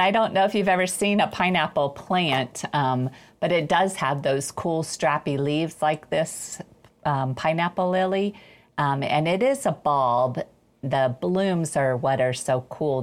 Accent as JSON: {"language": "English", "region": "Ohio", "country": "United States", "said": "I'm from Ohio"}